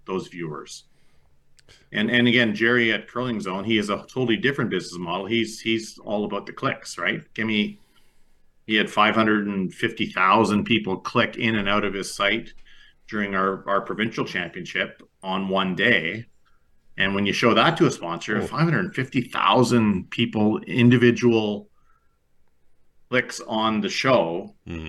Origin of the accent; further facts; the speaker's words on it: Montreal, Quebec, Canada; moved away; I grew up in Montreal.